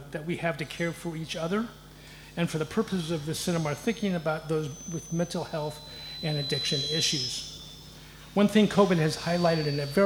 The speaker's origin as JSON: {"language": "English", "town": "Los Angeles", "region": "California", "country": "United States", "moved": "yes", "said": "I hail from Southern California, Los Angeles."}